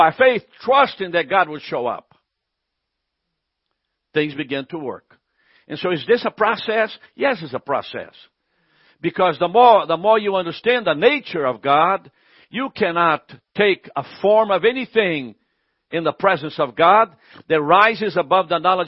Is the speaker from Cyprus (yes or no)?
no; Brazil; now in United States; I'm from Brazil